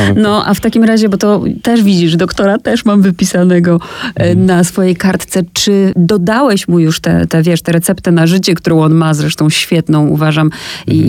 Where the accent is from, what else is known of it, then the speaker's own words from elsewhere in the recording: Olesno, Opole Voivodeship, Poland; ja pochodzę z takiego małego miasteczka, które nazywa się Olesno